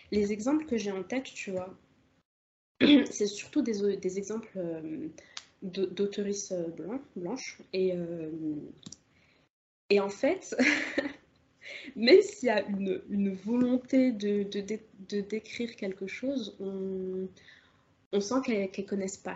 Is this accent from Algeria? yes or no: yes; Algeria; Et, moi, je suis algérienne. Donc, tout, enfin, tu vois, la question de la colonisation, elle, elle me parle beaucoup